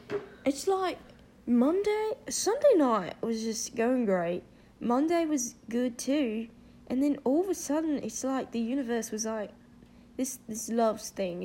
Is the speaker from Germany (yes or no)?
no; United Kingdom; accent: British; I don't know what you're talking about. I'm fine. That's my natural accent.